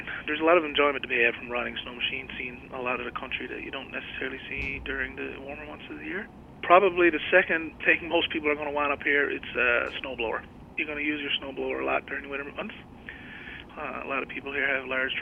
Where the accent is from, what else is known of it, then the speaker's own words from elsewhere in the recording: Goose Cove, Newfoundland and Labrador, Canada; I grew up in Goose Cove, which is about 10 kilometers away from St. Anthony